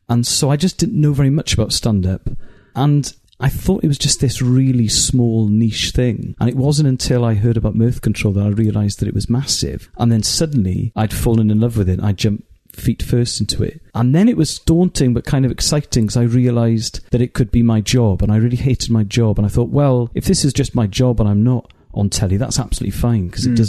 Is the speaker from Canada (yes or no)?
no; Wales, United Kingdom; first language Welsh; English is a second language; also born or lived in Cardiff